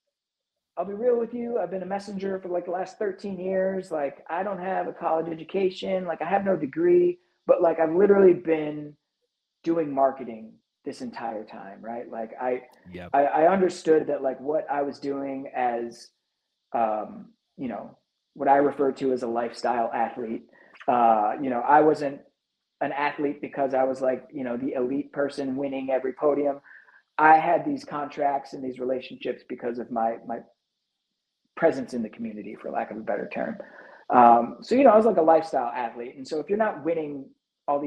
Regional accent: Chicago, Illinois, United States; as a Chicagoan

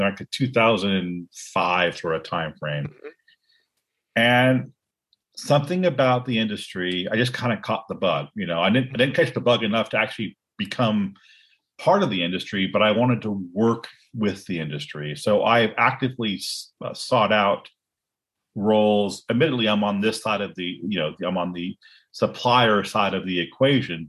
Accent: Cupertino, California, United States; I grew up in Silicon Valley.

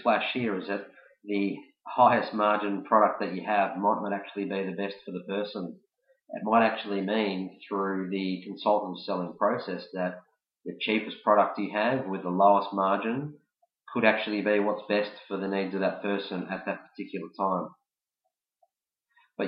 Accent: Melbourne, Victoria, Australia; I'm from Melbourne, Australia

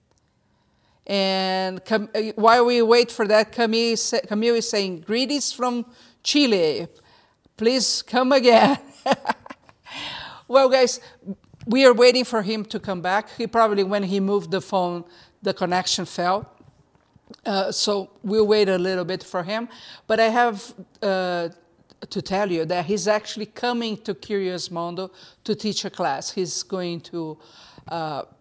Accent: Brazil; I'm from Brazil

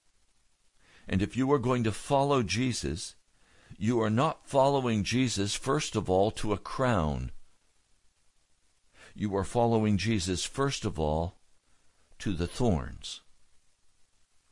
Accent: United States; being an American citizen

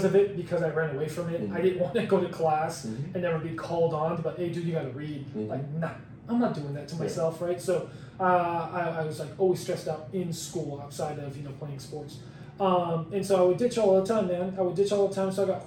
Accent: Chula Vista, California, United States; also born or lived in Oregon / Mexico; now in Coronado, United States; born and raised here

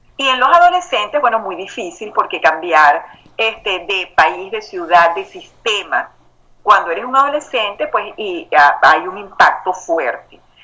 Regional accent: Venezuela; moved away as an adult; now in Houston, United States; me crié en Venezuela

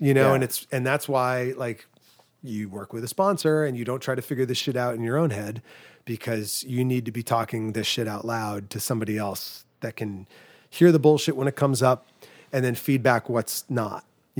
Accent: New England, United States; Because I grew up in New England, so like two-story colonial with an attic.

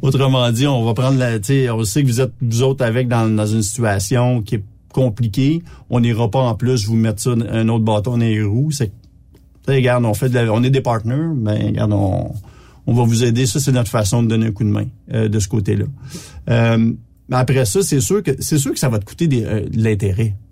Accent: Petite-Nation, Quebec, Canada; Je suis même pas un bleuet, je suis un gars de la petite nation

